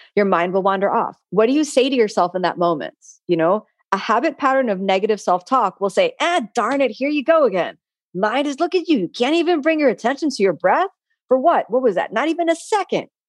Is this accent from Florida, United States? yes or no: yes; Miami, Florida, United States; I'm someone from Florida and from Miami. I'm born and raised here